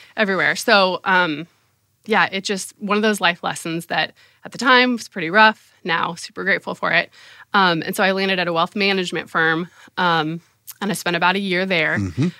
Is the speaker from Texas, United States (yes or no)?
no; San Diego, California, United States; moved away as an adult; also born or lived in Oxford, Ohio / Indiana; I grew up in San Diego, California